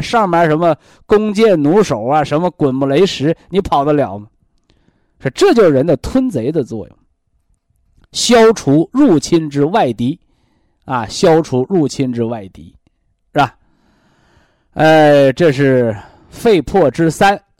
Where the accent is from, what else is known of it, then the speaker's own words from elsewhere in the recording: China; 我们中国人